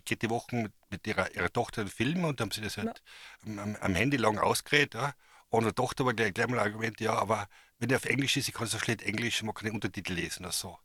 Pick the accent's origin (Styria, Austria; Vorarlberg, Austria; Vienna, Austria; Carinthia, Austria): Carinthia, Austria; a village in; ich bin in, einem Dorf in Kärnten aufgewachsen